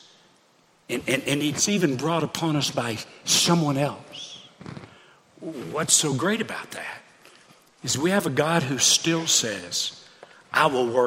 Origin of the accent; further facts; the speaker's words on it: Hot Springs, Arkansas, United States; moved away; my hometown of Hot Springs, Arkansas.